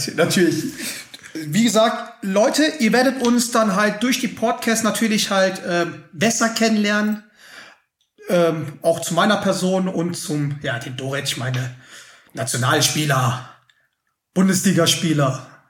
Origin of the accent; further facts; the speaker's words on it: Schwelm, North Rhine-Westphalia, Germany; now in Munich, Germany; ich bin nämlich da in Schwelm aufgewachsen